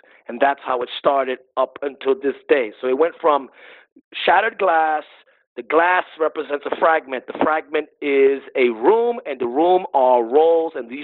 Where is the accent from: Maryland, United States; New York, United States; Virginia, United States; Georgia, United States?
New York, United States; New York City; I'm also a New Yorker